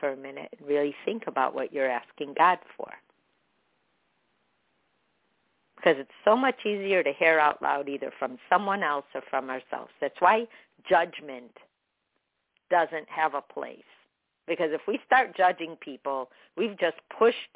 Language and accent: English; Chicago, Illinois, United States; I grew up with her in Chicago